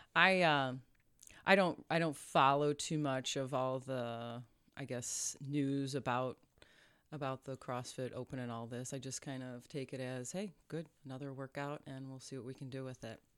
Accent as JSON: {"language": "English", "town": "Chebanse", "region": "Illinois", "country": "United States", "tie": "born or raised there", "said": "we grew up in Chabance, Illinois"}